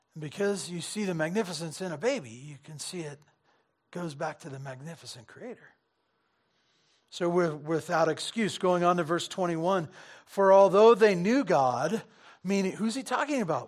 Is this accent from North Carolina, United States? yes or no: no; Santa Barbara, California, United States; I grew up in Santa Barbara, you know, s, surfing